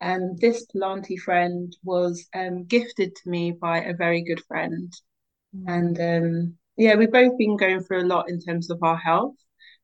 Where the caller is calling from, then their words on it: London, United Kingdom; I'm calling in from Southeast London, specifically in Sydenham, very close to Forest Hill. I'm in my new home, which is a community land trust.